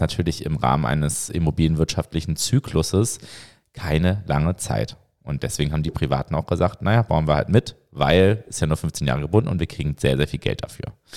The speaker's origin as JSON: {"language": "German", "region": "Hamburg", "country": "Germany", "tie": "born or raised there", "moved": "yes", "lives_now": "Berlin, Germany", "said": "ich bin ja selber äh, gebürtiger Hamburger"}